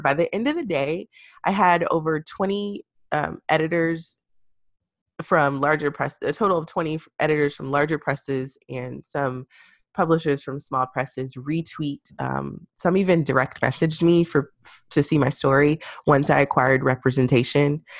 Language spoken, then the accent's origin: English; Houston, Texas, United States; I grew up in Houston near the Yellowstone and Third Ward area